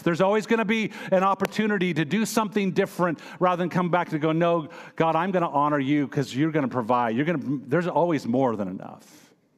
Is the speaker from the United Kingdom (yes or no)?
no; United States; I am American